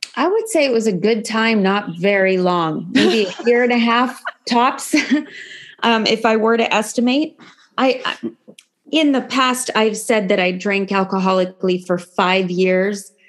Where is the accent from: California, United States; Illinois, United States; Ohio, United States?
California, United States; San Francisco Bay Area; also born or lived in Los Angeles; I grew up actually in the San Francisco Bay Area.